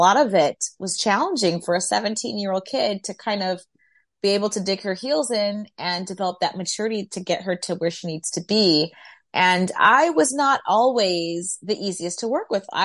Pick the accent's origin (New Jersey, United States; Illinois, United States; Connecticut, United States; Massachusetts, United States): New Jersey, United States; New Brunswick; also born or lived in Brooklyn, New York / Oxnard, California; my dad was in the Navy, so I was born in Brooklyn, New York, and I spent half of my childhood in New Brunswick, New Jersey, and I finished out high school in Oxnard, California.